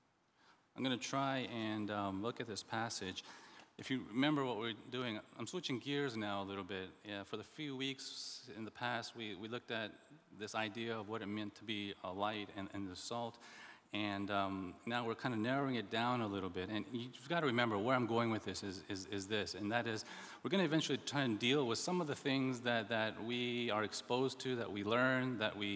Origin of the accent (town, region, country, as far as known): the South, United States; born or raised there; also born or lived in Indianapolis, Indiana